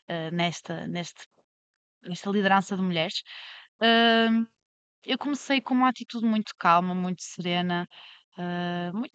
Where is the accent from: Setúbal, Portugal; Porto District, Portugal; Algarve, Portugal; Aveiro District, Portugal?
Porto District, Portugal; Vila Meã; moved away as an adult; now in Lisbon, Portugal; eu venho de Vila Meá, hum, uma localidade com uma população hum, envelhecida